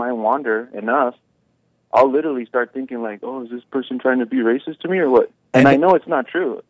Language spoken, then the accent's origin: English; West Coast, United States; moved away; I wasn't born and raised here. I was actually born and raised in the West Coast. So I stick out like a sore thumb out here.